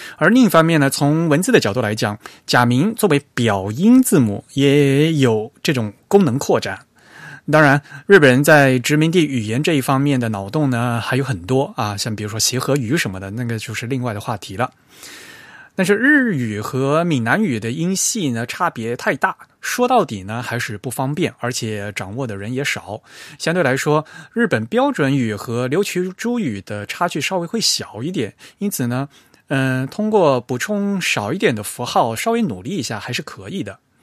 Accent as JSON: {"language": "Chinese", "region": "Fujian", "country": "China", "said": "因为当时Free Type的朋友知道我是福建人"}